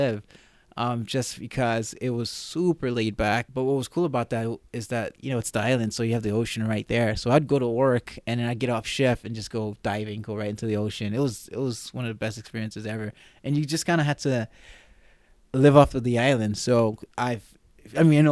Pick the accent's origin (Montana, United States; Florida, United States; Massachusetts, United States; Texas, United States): Florida, United States; Miami; moved away as an adult; also born or lived in Gainesville, Florida / Argentina / Napa Valley, California / Pohnpei, Micronesia; now in Anchorage, United States; I am Haitian American, but born and raised in Miami, Florida